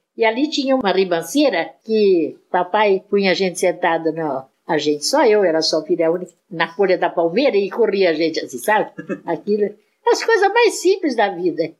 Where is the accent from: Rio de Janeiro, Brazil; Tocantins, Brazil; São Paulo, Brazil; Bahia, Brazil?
São Paulo, Brazil; Mineiros do Tietê; eu só nasci lá e passei um tempo da infância